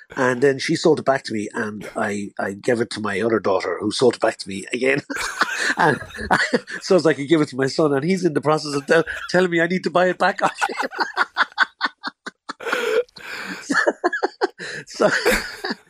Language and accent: English; Tipperary, on the border with Kilkenny, Munster, Ireland; I'm from Tipperary. I'm on the border. I grew up on the border with Kilkenny.